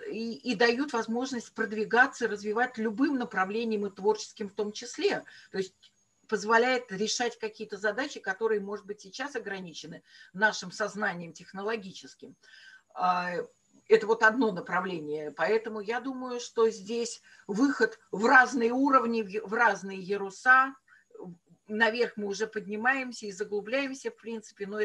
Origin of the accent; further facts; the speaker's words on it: Pavlovsk, Saint Petersburg, Russia; Палский парк и фактически моя родина. Эм, наверное, подсознательно это повлияло тоже на выбор моей профессии. Но ну, вот так вот вышло, что мои бабушки и дедушки э, работали э, в Павловском э, дворце и парке.